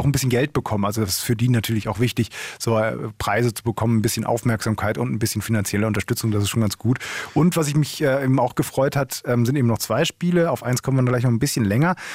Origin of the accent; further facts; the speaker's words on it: Essen, North Rhine-Westphalia, Germany; in meiner Heimatstadt in Essen